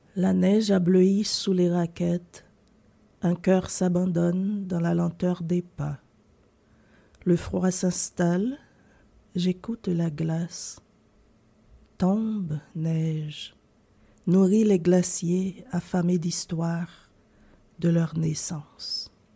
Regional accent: Haiti; moved away as an adult; also born or lived in United States / Sherbrooke, Canada; now in Canada; je suis né en Haïti et j'ai grandi en Haïti

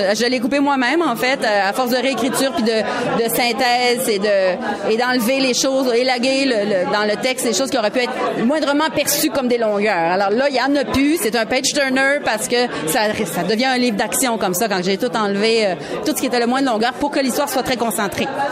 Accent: Quebec, Canada; accent: Québécois; notre accent québécois passait assez inaperçu

